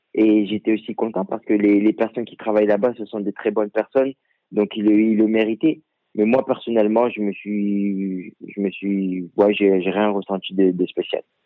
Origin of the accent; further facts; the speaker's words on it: France; moved away; also born or lived in Africa (origin); je suis français